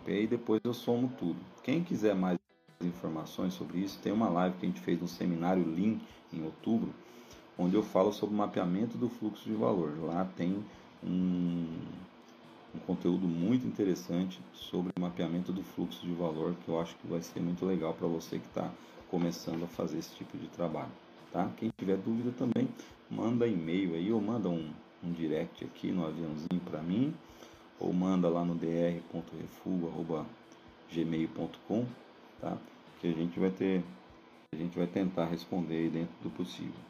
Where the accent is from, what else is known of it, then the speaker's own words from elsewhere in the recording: Brazil; E a gente, como bons brasileiros, em alguns momentos temos que é, ajustar esses parâmetros e aí começam as nossas discussões.